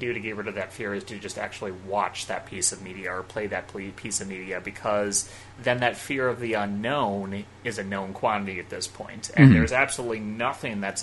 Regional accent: Midwest, United States; I grew up in the Midwest

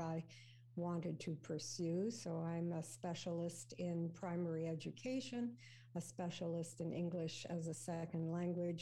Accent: Winnipeg, Manitoba, Canada; moved away as an adult; also born or lived in Ontario; now in Markham, Canada; I grew up in Winnipeg

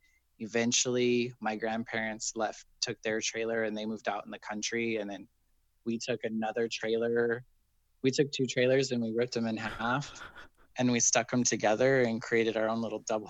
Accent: Wendell, Idaho, United States; moved away as an adult; also born or lived in Jerome, Idaho / Boise, Idaho / Chicago, Illinois; now in San Francisco, United States; But I lived in Wendell pretty much, you know, from when I lived in the city of Wendell my whole life until I was 18 and moved away.

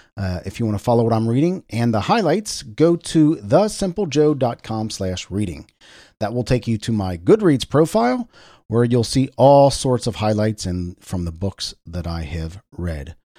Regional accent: Cincinnati, Ohio, United States; my hometown, W L W T in Cincinnati, Ohio.

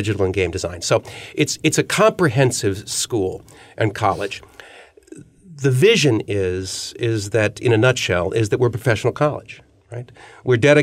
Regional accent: Ohio, United States; moved away as an adult; also born or lived in California / Chicago; I'm from Ohio

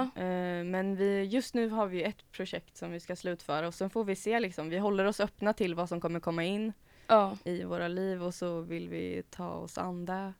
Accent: Karlskoga, Värmland, Sweden; now in Gothenburg, Sweden; kommer från Värmland

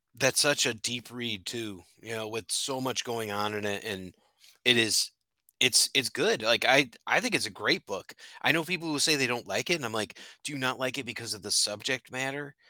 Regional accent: Connecticut, United States; I'm from Connecticut

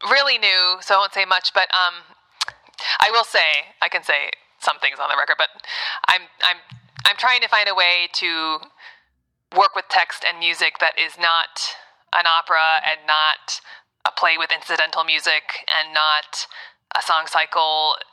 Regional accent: Ann Arbor, Michigan, United States; also born or lived in New York / Texas / California / Boston; I'm from Ann Arbor, and then, Michigan. and then New York.

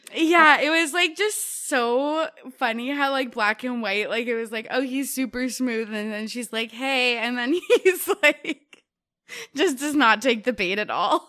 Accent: Canada; As a Canadian

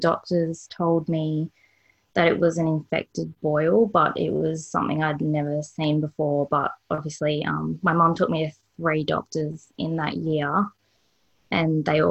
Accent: Perth, Western Australia, Australia; born or raised there; also born or lived in Victoria, Australia

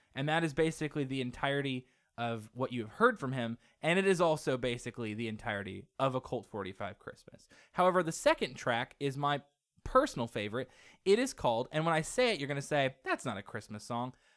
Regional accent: Muncie, Indiana, United States; we come from Muncie

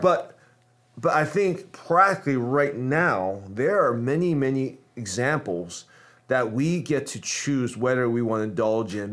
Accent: United States; I'm American

